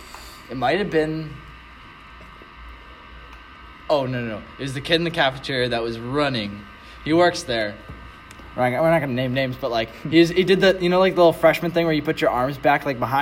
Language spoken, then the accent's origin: English; Schaumburg, Illinois, United States; moved away as an adult; now in Quincy, United States; So I'm from the suburbs of Chicago.